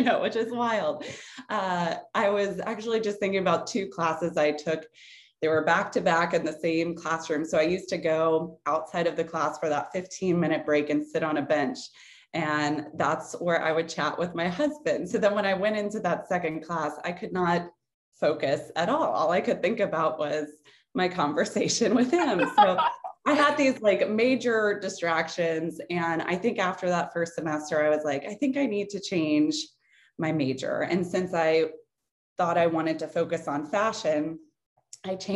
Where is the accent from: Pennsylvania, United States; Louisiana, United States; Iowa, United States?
Louisiana, United States; New Orleans; moved away as an adult; also born or lived in Tallahassee, Florida; Hurricane Katrina hit New Orleans. And that was my hometown